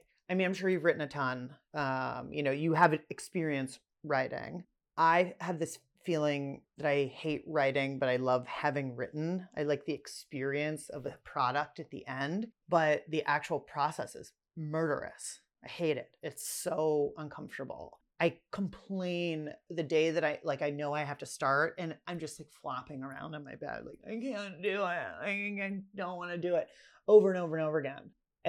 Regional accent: Pittsburgh, Pennsylvania, United States; now in Washington, D.C., United States; I'm from Pittsburgh.

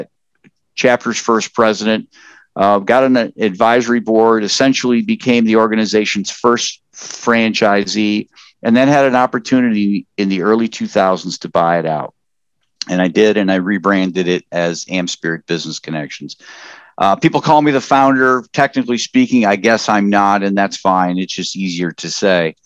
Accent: Upper Peninsula of Michigan, United States; moved away as an adult; also born or lived in Wisconsin; now in Columbus, United States; I grew up in the Upper Peninsula of Michigan and lived on a lake

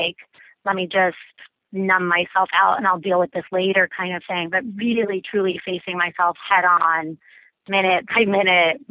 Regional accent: Long Island, New York, United States; my hometown on Long Island

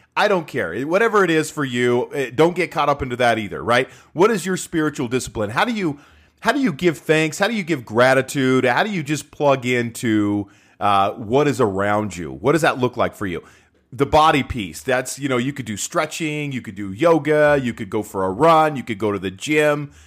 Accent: Utah, United States; I'm from Utah

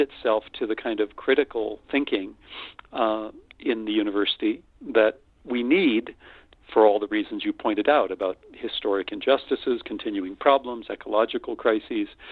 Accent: North Dakota, United States; moved away as an adult; also born or lived in Austin, Texas; I'm a simple boy from the prairie. I grew up in North Dakota

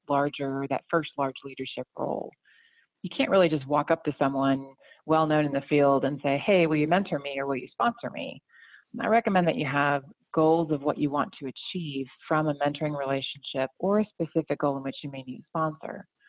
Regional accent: outside of Atlanta, Georgia, United States; also born or lived in Chicago, Illinois / Winston-Salem, North Carolina; now in North Carolina, United States; originally, I'm from Chicago, grew up a little bit outside of Atlanta

